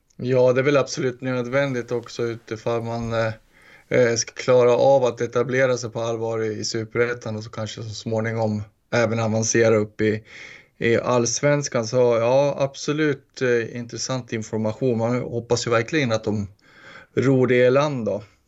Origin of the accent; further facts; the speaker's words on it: Gästrikland, Gävleborg County, Sweden; smålänningen i mig fast jag är från Gästrikland